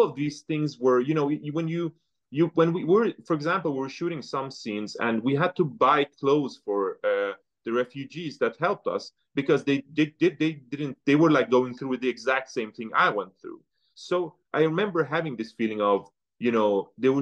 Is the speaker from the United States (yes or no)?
no; northern Sweden, Sweden; also born or lived in Tehran, Iran; I was born in Tehran, so it's a very big city with a lot of sound, lights, people. And then coming to the north of Sweden